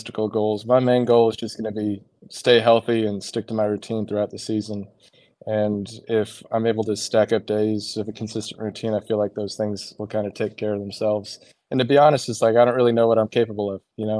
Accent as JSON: {"language": "English", "town": "Encinitas", "region": "California", "country": "United States", "tie": "born or raised there", "moved": "yes", "said": "I grew up in North County, San Diego, in a little spot called Encinitas"}